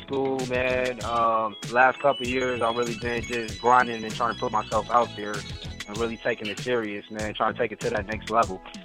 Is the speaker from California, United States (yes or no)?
yes; Inglewood, California, United States; me growing up in Inglewood